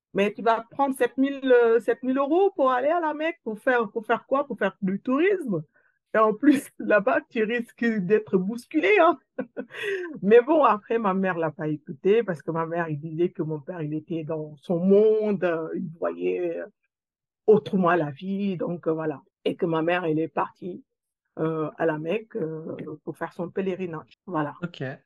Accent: Senegal; moved away as an adult; now in France; je suis née dans, une ville, euh, dans, la province, où j'ai grandi là-bas

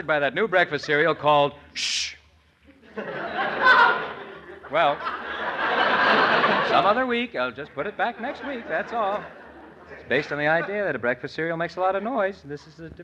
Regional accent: New York City, New York, United States; I'm from New York City

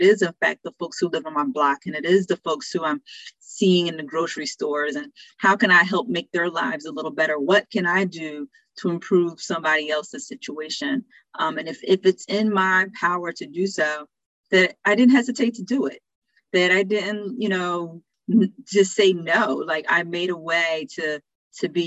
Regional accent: New Jersey, United States; a local soup kitchen in my hometown in New Jersey

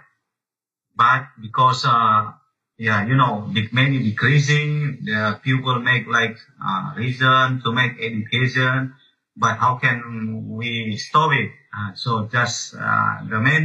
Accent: foot of Mount Sinabung, North Sumatra, Indonesia; English is a second language; now in Medan, Indonesia; I was born in a Sinabung volcano in the feet of Sinabung volcano, around like 6 kilometers from the feet. But since 2014, the big eruption, my hometown, my village already relocated by government

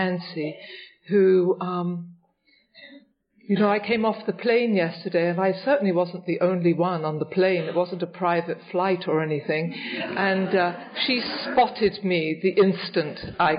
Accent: England, United Kingdom; also born or lived in Richmond; now in New York, United States; when I was a young girl growing up in England, just before I came here

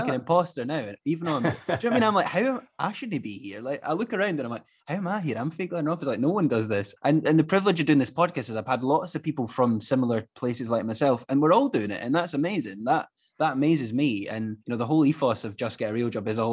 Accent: Glenrothes, Scotland, United Kingdom; I'm from Glenrothes, so again, a new town

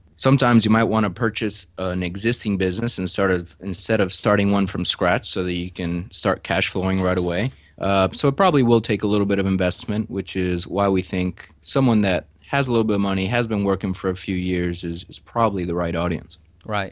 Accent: Chicago, Illinois, United States; moved away as an adult; also born or lived in Houston; I'm actually from Chicago, got my mechanical engineering degree at the University of Illinois

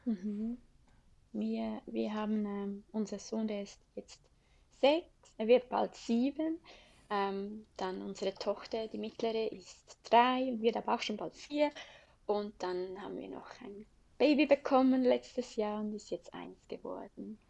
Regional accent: Switzerland; accent: Swiss German; moved away as an adult; now in Adelaide, Australia; ich liebe die Schweiz und ähm, hätte mir nie vorstellen können, dass ich mal aus der Schweiz mhm. weggehe. Ich bin in den Bergen aufgewachsen

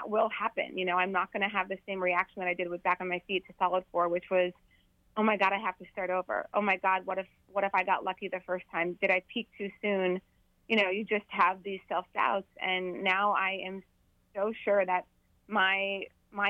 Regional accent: Bismarck, North Dakota, United States; now in Washington, D.C., United States; North Dakota within the next 2 weeks, which is my hometown in Bismarck

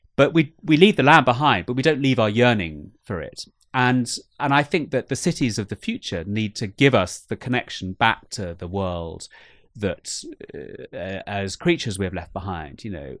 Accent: United Kingdom; I've never been more ashamed to be British

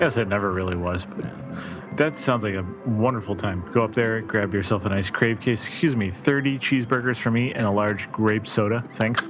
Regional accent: Chicago, Illinois, United States; I'm from Chicago

